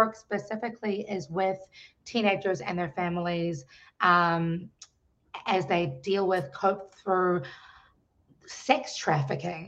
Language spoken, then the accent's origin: English; New Zealand; now in Washington, D.C., United States; I am originally from New Zealand, now living in the Washington, D.C. metropolitan area